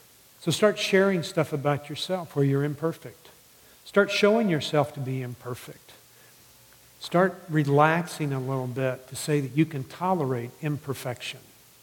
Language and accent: English; the South, United States; It's interesting to me, and I grew up in the South. I mean, I was always told never to hang out with Catholics.